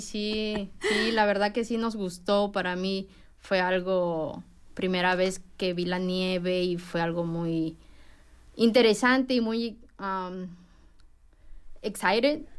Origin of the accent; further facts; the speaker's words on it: Peru; moved away as an adult; also born or lived in Japan; now in Bloomington, United States; yo soy de Perú